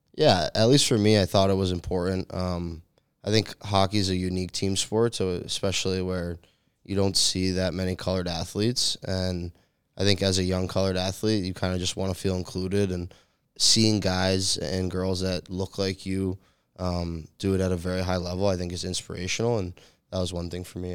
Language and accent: English; New England, United States; moved away as an adult; I grew up in New England